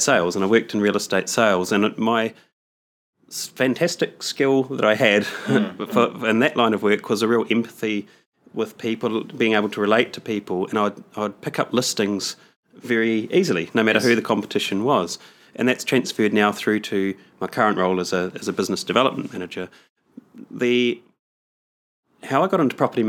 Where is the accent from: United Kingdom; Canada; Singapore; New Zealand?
New Zealand; Palmerston North, Manawatū-Whanganui; I'm from Palmerston North in New Zealand.